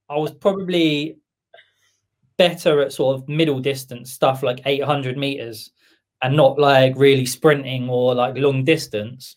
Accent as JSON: {"language": "English", "town": "Camberley", "region": "South East England", "country": "United Kingdom", "tie": "born or raised there", "also_born_or_lived": "Bournemouth / Watford / Milton Keynes", "moved": "as an adult", "lives_now": "Aylesbury, United Kingdom", "said": "born in Camberley"}